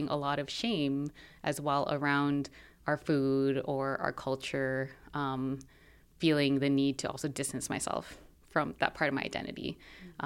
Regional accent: Toronto, Ontario, Canada; also born or lived in Philippines; foods that I've had growing up in Toronto

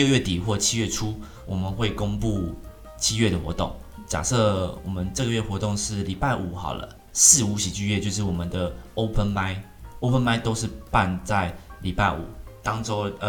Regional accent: Taiwan; 我们台湾不是自己自创

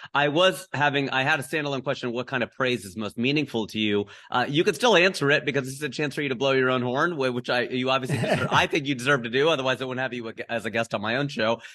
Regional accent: Cincinnati, Ohio, United States; moved away; my hometown of Cincinnati

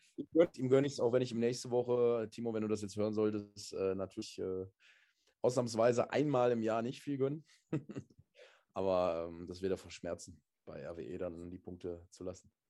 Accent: Essen, North Rhine-Westphalia, Germany; Ich bin äh, Essener, ich war immer Essener und werde auch immer Essener sein

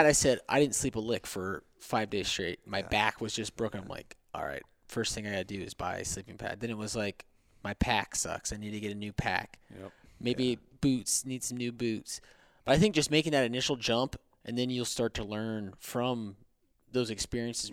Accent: Iowa, United States; I'm from Iowa

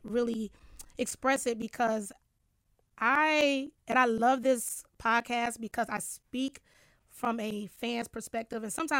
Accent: Detroit, Michigan, United States; moved away as an adult; now in New York, United States; after moving to New York when I was like 19 back in the day, I'm originally from Detroit.

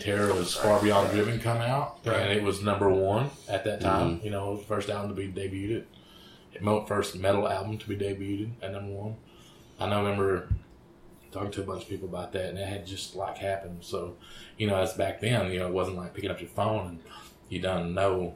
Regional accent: Oklahoma, United States; I grew up in Sandboys, Oklahoma, which is just like a suburb of Kenna

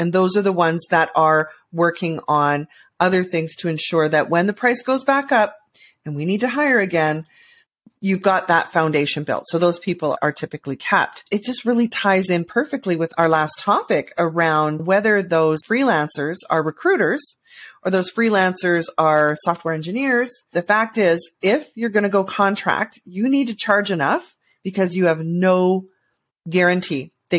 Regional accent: Canada; As a Canadian, I think we all do.

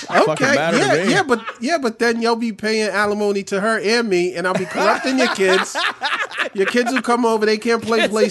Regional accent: New York City, New York, United States; I grew up in New York. Brooklyn.

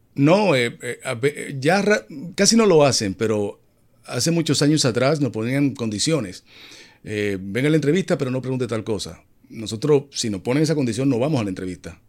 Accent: Dominican Republic; Vive en mi país, República Dominicana.

